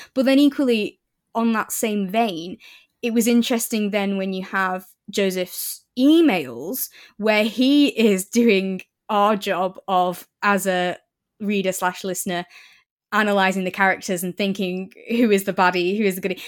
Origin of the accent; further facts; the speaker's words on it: Preston, North West England, United Kingdom; moved away as an adult; now in Newcastle, United Kingdom; 'cause I live in Newcastle now, but I grew up in Preston